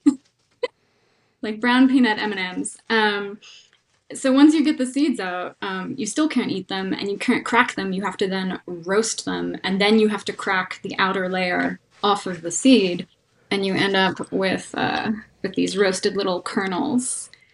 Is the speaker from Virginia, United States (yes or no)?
no; North Carolina, United States; also born or lived in California; now in Denver, United States; I grew up on on the East Coast um, in North Carolina